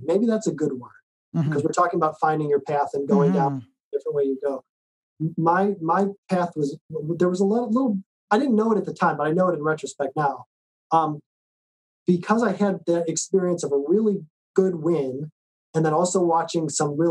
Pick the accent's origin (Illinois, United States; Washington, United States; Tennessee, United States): Illinois, United States; Chicago; moved away as an adult; also born or lived in New Mexico; I'm from Chicago. That's where all this was happening. I grew up in Chicago.